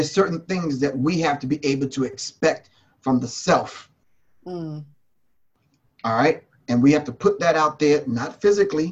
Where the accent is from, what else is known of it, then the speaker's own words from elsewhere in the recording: New York, United States; I grew up in New York